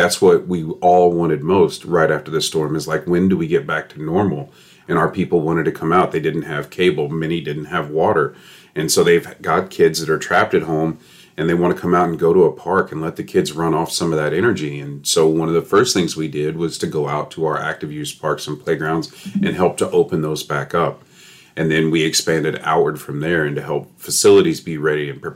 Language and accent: English; Kentucky, United States; moved away as an adult; now in Charlotte County, Florida, United States; I grew up somewhere else, like most people here. I'm from Kentucky